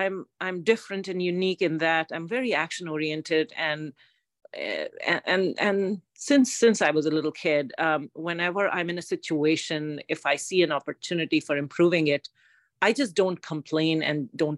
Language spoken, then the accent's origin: English; India; moved away as an adult; now in Foster City, United States; I'm an immigrant from India